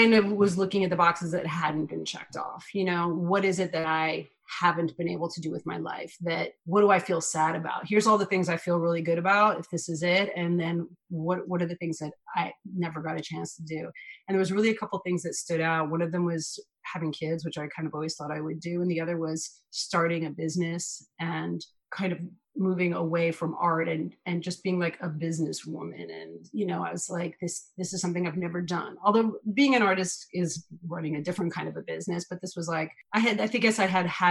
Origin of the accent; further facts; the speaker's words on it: New York City, New York, United States; I'm born and raised in New York City